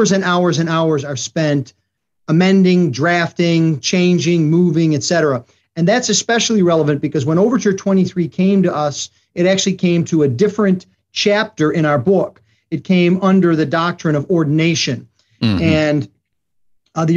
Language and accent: English; Buffalo, New York, United States; moved away as an adult; also born or lived in Ohio; now in Katy, United States; I'm originally from Buffalo, New York